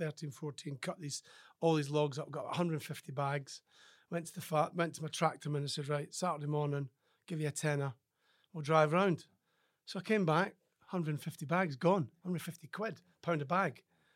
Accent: Scotland, United Kingdom; Do you know, my life was pretty good as a farmer's son.

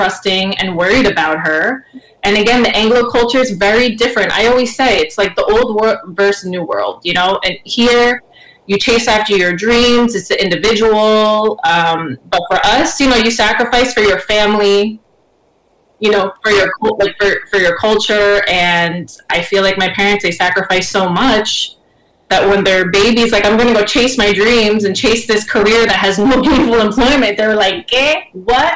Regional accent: United States; my family was born in Cuba. I was born here, you know, so I'm Cuban American

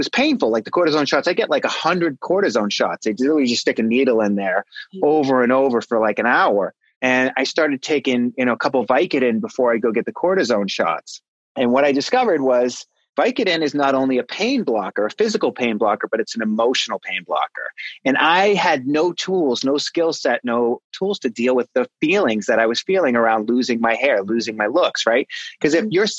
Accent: Pembroke, Massachusetts, United States; I grew up in the South Shore of Boston, Massachusetts, a little town called Pembroke, Massachusetts

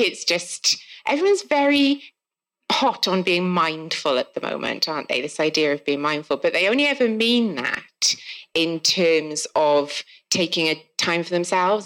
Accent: South Wales, United Kingdom; accent: South Wales; if you can't tell from my accent, I'm from South Wales.

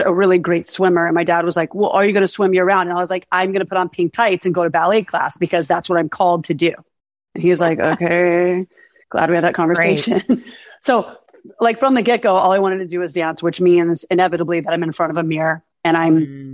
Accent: Birmingham, Alabama, United States; moved away as an adult; now in Los Angeles, United States; I'm originally from Birmingham, Alabama, but I've lived in LA for 21 years.

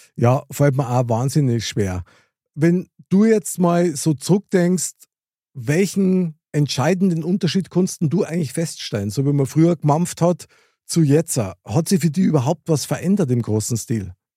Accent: Munich, Bavaria, Germany; ich als äh, Münchner Kindl

